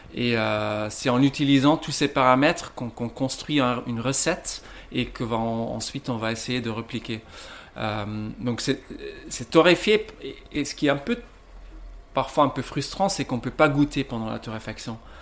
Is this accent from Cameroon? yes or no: no; Ghent, Flanders, Belgium; moved away as an adult; now in Lille, France; je viens de Gand en Belgique